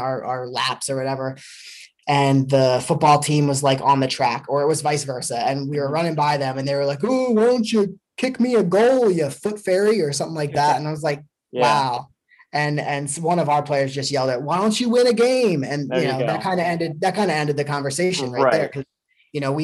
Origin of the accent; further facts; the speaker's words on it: Cape May, New Jersey, United States; now in Cincinnati, United States; I am originally from New Jersey, Cape May, New Jersey